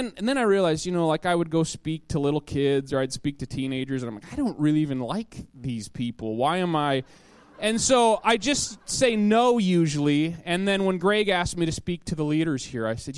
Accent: Minot, North Dakota, United States; moved away as an adult; now in Wisconsin, United States; I grew up in North Dakota. That's my home state.

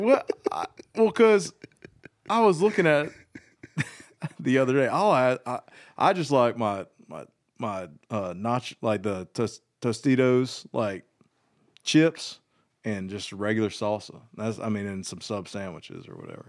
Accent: Georgia, United States; born or raised there; moved away as an adult; also born or lived in Nashville

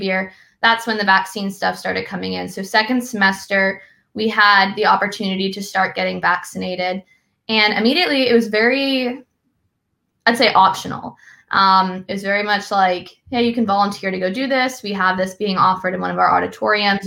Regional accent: Massachusetts, United States; I'm from Massachusetts where we don't talk much about the military

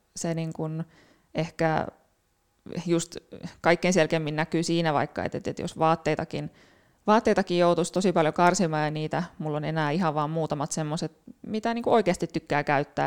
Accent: Turku, Southwest Finland, Finland; Turusta kotosin, siellä, siellä kasvanut ja, ja opintoni suorittanut

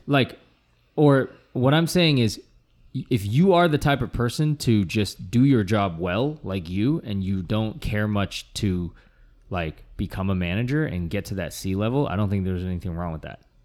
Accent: United States; growing up in America

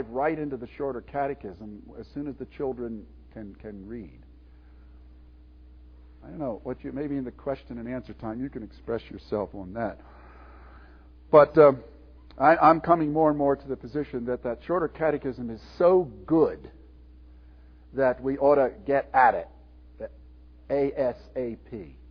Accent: Willow Grove, Pennsylvania, United States; grew up in Calvary Orthodox Presbyterian Church in Willow Grove, Pennsylvania

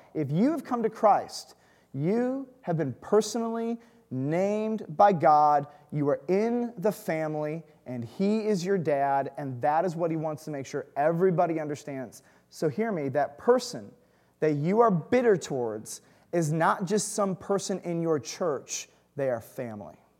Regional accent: Detroit, Michigan, United States; moved away; I grew up in the burbs

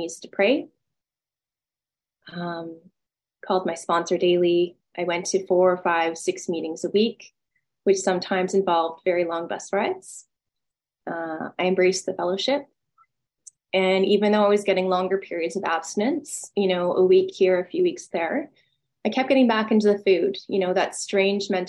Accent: Vancouver, British Columbia, Canada; moved away; I'm from Vancouver originally

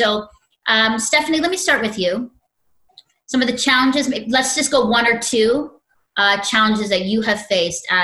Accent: Philippines; for, for me as a Filipino and just culturally, when I meet even a Filipino on the street, it's big smiles.

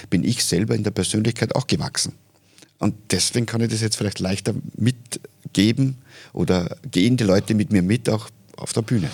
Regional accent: Oberfellabrunn, Lower Austria, Austria; in Oberfellerbrunn, wo ich aufgewachsen bin, das ist gleich bei Hollerbrunn

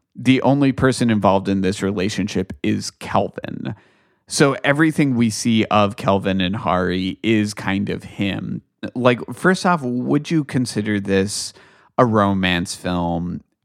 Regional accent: United States; as an American

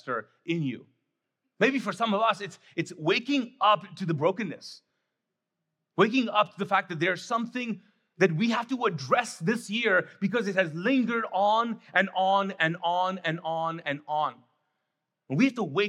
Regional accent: Kuwait; now in United States; I grew up in Kuwait, was born and raised there

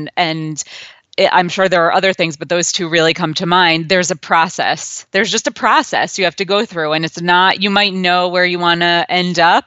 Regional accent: New Jersey, United States; moved away as an adult; also born or lived in Washington, D.C.; now in New York, United States; I grew up in New Jersey

